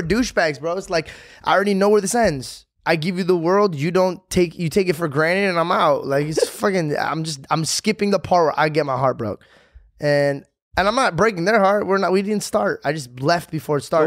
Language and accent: English; Arizona, United States; moved away; I came from Arizona